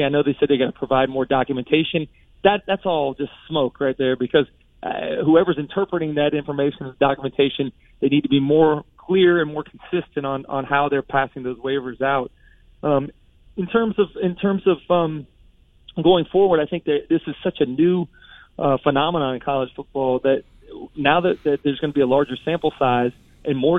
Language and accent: English; Gainesville, Florida, United States; growing up in Gainesville, both my parents are from Miami